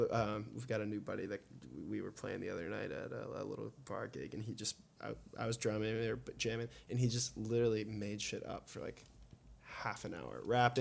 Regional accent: Jacksonville, Florida, United States; also born or lived in Yonkers, New York; I was born up in New York, and then I grew up in Jackson.

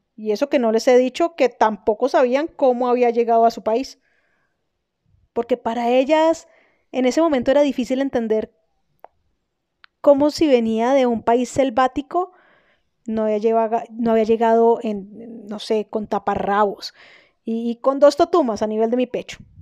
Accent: Colombia; also born or lived in Germany; una colombiana en Alemania

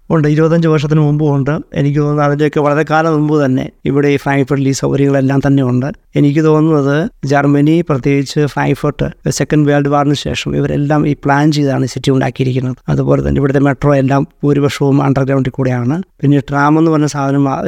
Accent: Pullurampara, Kerala, India; moved away as an adult; also born or lived in Doha, Qatar; now in Frankfurt, Germany; നാട്ടിൽ കോഴിക്കോട് ജില്ലയിൽ പുല്ലൂരാമ്പാറ എന്ന സ്ഥലത്താണ്

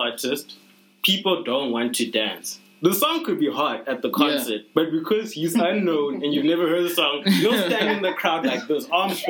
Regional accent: South Africa

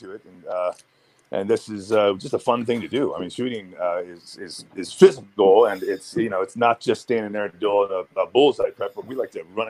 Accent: Pennsylvania, United States; I'm from Pennsylvania

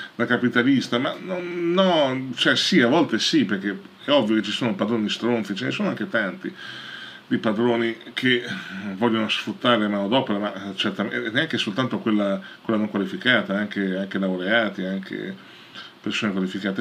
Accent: Italy; nel nostro paese

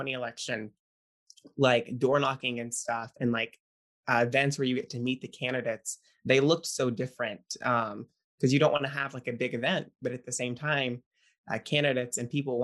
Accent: West Monroe, Louisiana, United States; I am from West Monroe, Louisiana, in the northern part of the state, northeast

